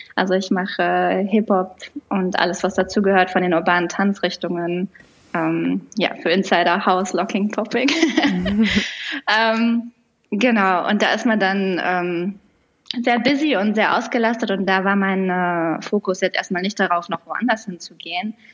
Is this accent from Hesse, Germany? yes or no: no; near Düsseldorf, North Rhine-Westphalia, Germany; moved away as an adult; also born or lived in Lisbon; now in Berlin, Germany; Ich komme ursprünglich aus der Nähe von Düsseldorf, aus NRW, ähm, und war da auch ziemlich lange. Also meine ersten über 30 Lebensjahre habe ich da verbracht